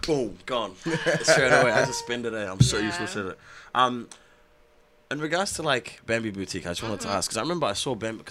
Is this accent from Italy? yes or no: no; Auckland, New Zealand; I'm from Kelston. I'm from okay. I'm from out on the west side, bro. So I'm from the hood.